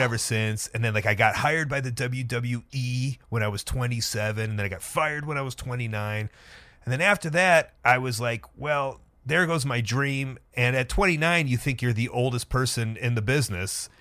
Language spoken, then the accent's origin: English; Deerfield, Illinois, United States; now in Chicago, United States; I grew up next to the Ed Dubevicks in Deerfield, Illinois